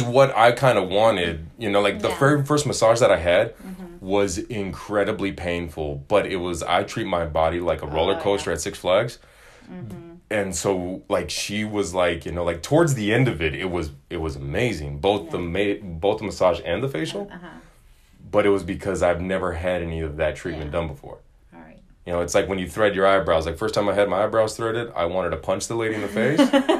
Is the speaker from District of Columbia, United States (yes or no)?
no; Phoenix, Arizona, United States; And now I grew up in the desert. I grew up in Phoenix, Arizona.